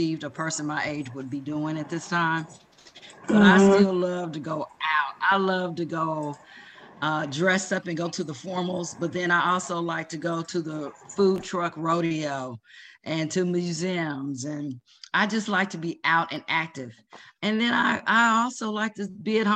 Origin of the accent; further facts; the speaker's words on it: Ohio, United States; now in North Carolina, United States; we're from Ohio, as Sharon has already shared, and we moved to North Carolina